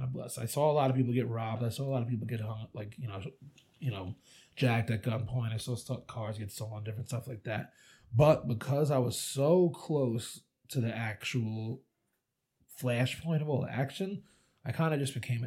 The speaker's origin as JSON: {"language": "English", "town": "Huntington", "region": "New York", "country": "United States", "tie": "born or raised there", "said": "I grew up on Long Island in Huntington, North Shore, Gold Coast boy."}